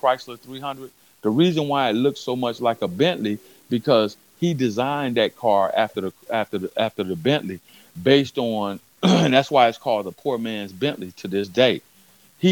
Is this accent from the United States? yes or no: yes; West Coast, United States; I'm from the West Coast